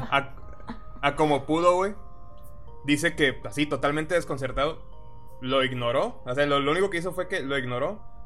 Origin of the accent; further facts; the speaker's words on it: Tabasco, Mexico; nosotros somos de Tabasco